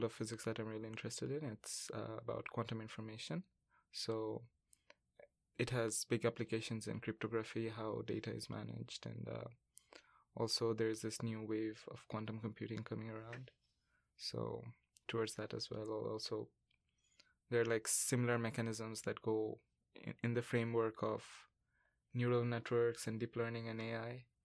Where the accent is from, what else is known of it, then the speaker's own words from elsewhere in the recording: Bangladesh; moved away as an adult; now in Vancouver, Canada; I come from Bangladesh, and I'm studying in UBC